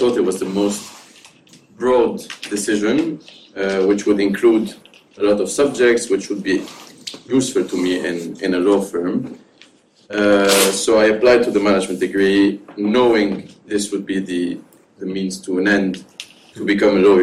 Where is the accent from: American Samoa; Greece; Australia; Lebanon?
Lebanon; also born or lived in Dubai, United Arab Emirates; now in London, United Kingdom; one in Lebanon, my home country, one in Dubai, where my parents live